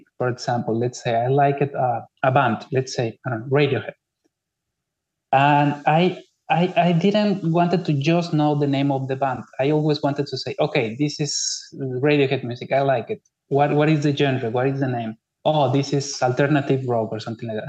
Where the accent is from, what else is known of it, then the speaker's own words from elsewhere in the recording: Mexico; moved away as an adult; also born or lived in Spain / Barcelona, Spain; now in Kaunas, Lithuania; Yes, I'm Mexican. Well, yes, all my family lives in Mexico. I was born in Mexico.